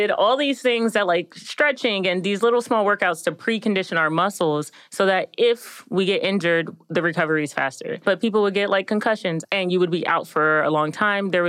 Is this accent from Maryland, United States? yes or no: yes; Maryland, United States; I am from Maryland.